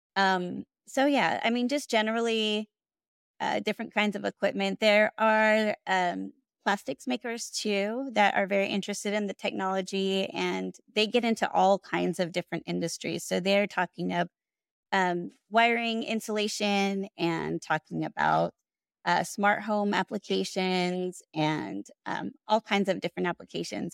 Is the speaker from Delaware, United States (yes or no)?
no; Houston, Texas, United States; also born or lived in Austin, Texas; I grew up in Houston